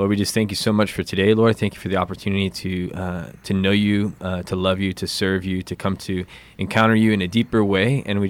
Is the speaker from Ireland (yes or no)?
no; Philippines; born there; I was born in the Philippines.